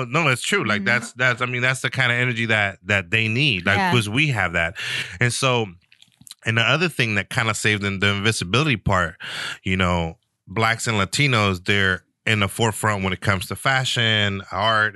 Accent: San Francisco, California, United States; me growing up in San Francisco

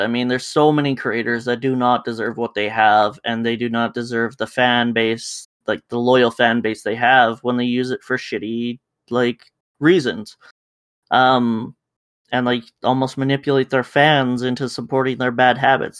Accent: Canada; we're Canadian enough

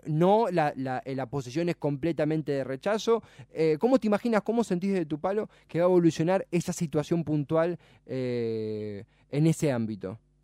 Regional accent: Avellaneda, Buenos Aires Province, Argentina; no soy eh, porteño, soy de, Avellaneda, pero estudio y trabajo en Capital

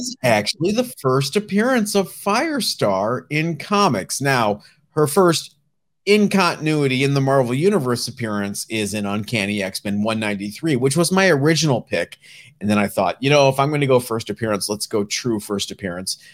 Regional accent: Northeast Ohio, United States; I'm from Northeast Ohio

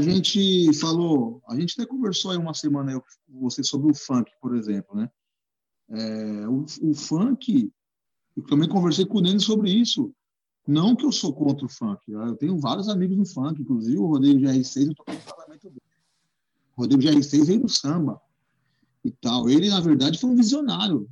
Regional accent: Guarulhos, São Paulo, Brazil; moved away as an adult; also born or lived in Zona Norte, São Paulo; now in São Paulo, Brazil; sou de Guarulhos, né? Nascido e criado em Guarulhos. Hoje eu tô 10 anos aqui na Zona Norte, mas foi 30 anos de Guarulhos

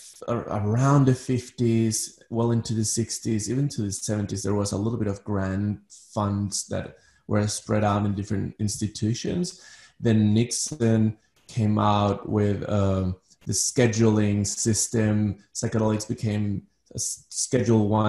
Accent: Ecuador; moved away as an adult; now in Manhattan, United States; So I'm originally from Ecuador. I was born in Ecuador. I'm part Danish. But most of my life I lived in Ecuador.

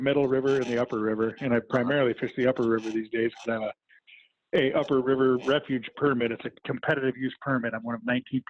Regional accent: Midwest, United States; I grew up in the Midwest, so I have a level diamond plate casting deck

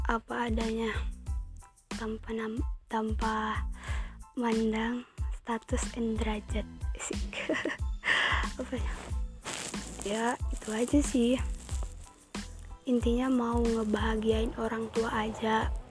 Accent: Sidikalang, North Sumatra, Indonesia; born there; Aku lahir di Tanjung Ringin, Sidikalang, Sumatera Utara 15 Maret 2003

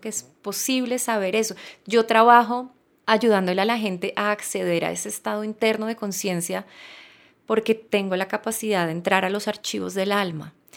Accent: Colombia; nací en Colombia, soy mujer

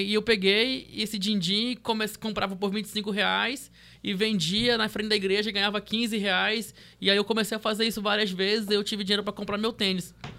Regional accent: Porto Velho, Rondônia, Brazil; also born or lived in Santarém, Pará / São Paulo; Vim para Porto Velho em 2001, né? Então, Porto Velho não tinha nada, eu tinha 11 anos de idade.

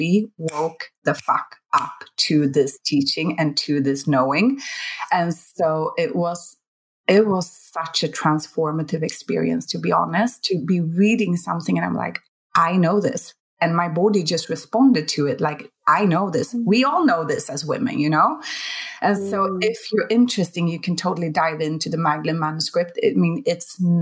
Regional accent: Sweden; I'm from Sweden

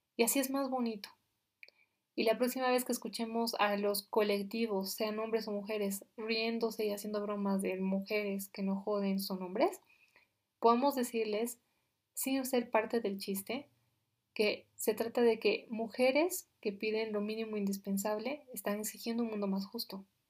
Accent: Bolivia; yo soy de Bolivia

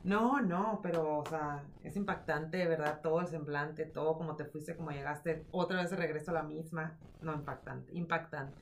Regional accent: Mexico; soy mexicana

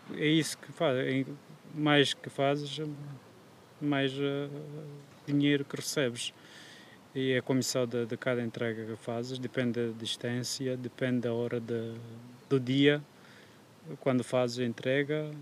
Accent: Kurdistan, Turkey; Portuguese is a second language; moved away as an adult; now in Aveiro, Portugal; eu sou do Kurdistão, mas como ainda não é um país independente, oficialmente eu sou da Turquia

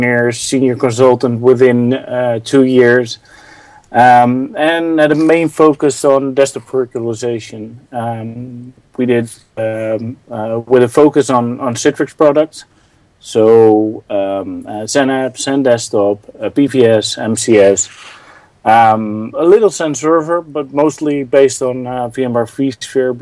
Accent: Netherlands; I'm from the Netherlands.

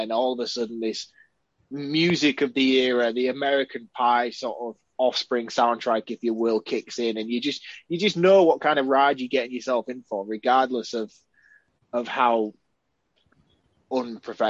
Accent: United Kingdom; here in the UK, we call like an elevator, we call it a lift

